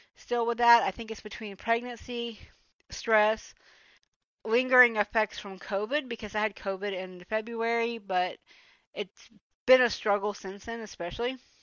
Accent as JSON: {"language": "English", "town": "Atlanta", "region": "Georgia", "country": "United States", "tie": "born or raised there", "moved": "as an adult", "lives_now": "Germany", "said": "I am actually from Georgia. I grew up in metro Atlanta"}